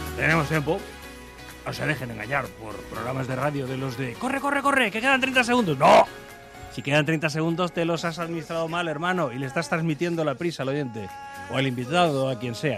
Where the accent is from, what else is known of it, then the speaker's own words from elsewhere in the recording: Alcobendas, Community of Madrid, Spain; yo soy de Alcobendas y de niños lo que hacíamos era acudir al arroyo